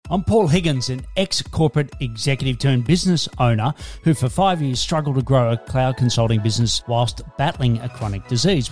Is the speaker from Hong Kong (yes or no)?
no; Australia; also born or lived in Melbourne, Australia; I'm an Aussie working globally from Melbourne, Australia